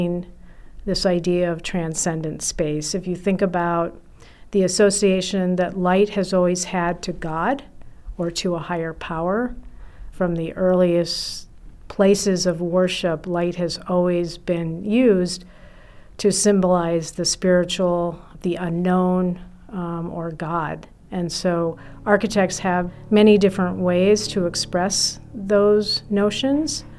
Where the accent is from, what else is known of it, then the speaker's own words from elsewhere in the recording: Milan, Lombardy, Italy; also born or lived in Notre Dame; now in Minneapolis, United States; Growing up in Italy had a profound impact on me